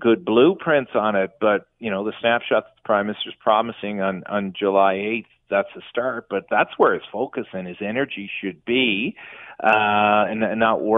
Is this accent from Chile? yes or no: no; Canada; if you travel abroad as a Canadian